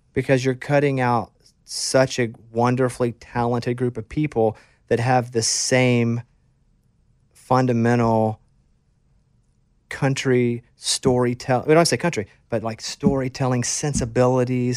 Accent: Arkansas, United States; moved away as an adult; also born or lived in Austin; now in Nashville, United States; I grew up in Arkansas

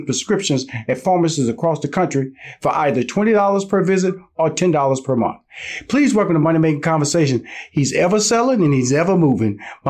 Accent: Houston, Texas, United States; I come from Houston, Texas, so I'm surrounded by HBCU schools.

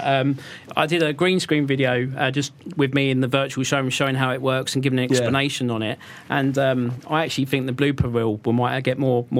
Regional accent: England, United Kingdom; we say IKEA because we're English

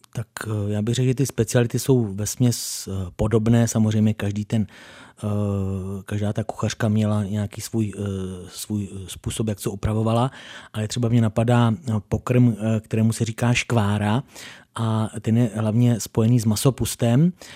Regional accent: Doudleby, South Bohemian Region, Czechia; mé rodné obci Doudleby

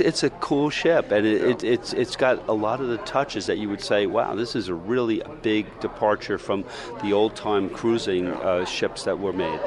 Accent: New York, United States; I'm a New Yorker

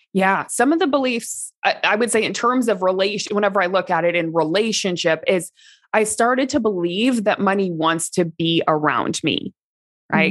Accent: Midwest, United States; where I grew up in the Midwest, small town

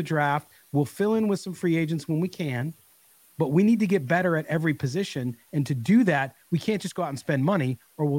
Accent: Carlsbad, California, United States; also born or lived in Chicago; my hometown of Carlsbad, California, which is North San Diego County.

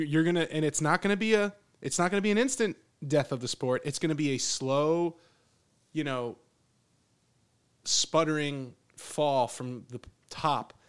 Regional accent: Pennsylvania, United States; moved away as an adult; now in Texas, United States; growing up in Pennsylvania where I, where I grew up, it was always like it was cool 'cause it's like, oh, you're ninety minutes away from New York City

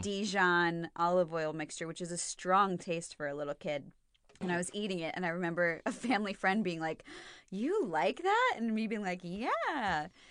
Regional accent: United States; I'm too American.

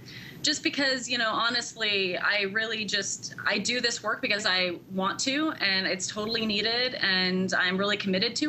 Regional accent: Oregon, United States; moved away as an adult; now in New York, United States; I'm from Oregon originally

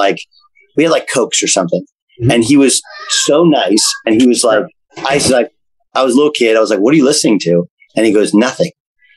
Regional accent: West Coast, United States; And, but I'd started at Notre Dame. So I had a little, and I'm from West Coast.

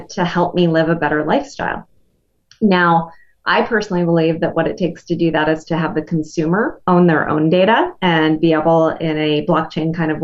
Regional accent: Wisconsin, United States; I'm from Wisconsin

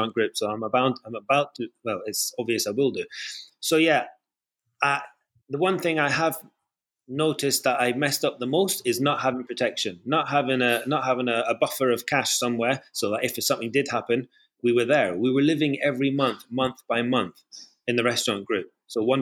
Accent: Scotland, United Kingdom; now in London, United Kingdom; in Scotland. You know, it's my home country.

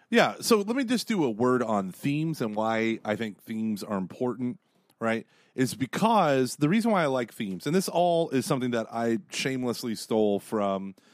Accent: Dayton, Ohio, United States; They can tell I'm from Dayton, Ohio.

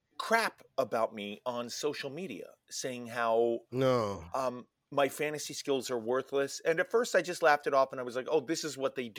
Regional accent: New York City, New York, United States; I'm born and raised in New York, and that's but why I'm from Manhattan

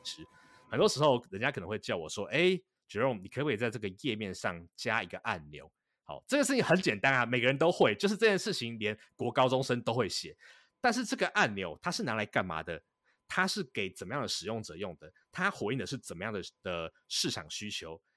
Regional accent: Taipei, Taiwan; moved away as an adult; now in Boston, United States; 我本身在台北市里面，呃，长大

